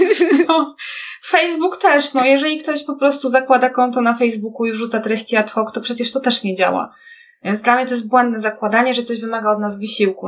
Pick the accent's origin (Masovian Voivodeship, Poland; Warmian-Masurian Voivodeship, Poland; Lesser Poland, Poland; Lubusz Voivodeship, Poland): Lesser Poland, Poland; Kraków; ja też niby jestem z Krakowa, ale powiedzmy, że to, to są te duże tak jednostki miejskie, w których mieszkamy